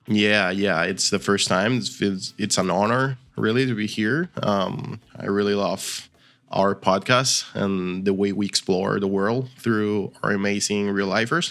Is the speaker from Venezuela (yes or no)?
yes; Venezuela; English is a second language; now in Argentina; I'm from Venezuela. Originally, I live now in, in Argentina, where we speak Spanish as well